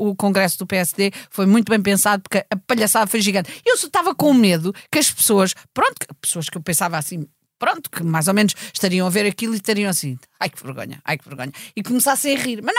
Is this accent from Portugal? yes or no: yes; Almada, Setúbal, Portugal; Desculpa lá, mas eu sou da Almada, não gostei de alguns comentários que ouvi sobre a Almada